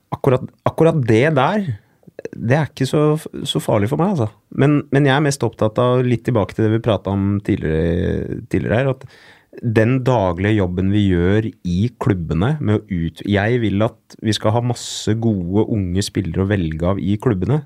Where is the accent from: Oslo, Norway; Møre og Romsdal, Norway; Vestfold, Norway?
Oslo, Norway; Så jeg er jo født og oppvokst på Manglerud